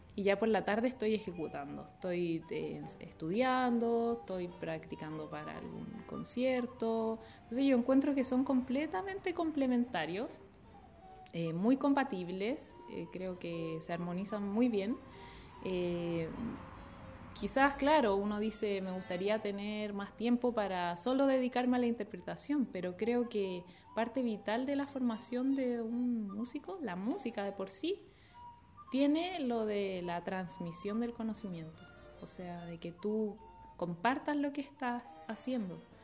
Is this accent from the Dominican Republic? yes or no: no; Viña del Mar, Valparaíso, Chile; yo soy de Viña del Mar